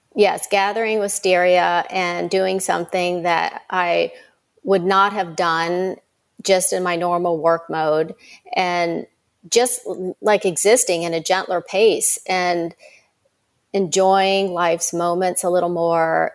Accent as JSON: {"language": "English", "town": "Myrtle Beach", "region": "South Carolina", "country": "United States", "tie": "born or raised there", "said": "I grew up in Myrtle Beach, South Carolina"}